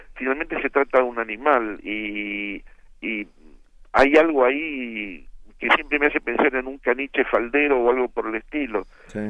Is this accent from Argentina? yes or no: yes; Argentina; el único argentino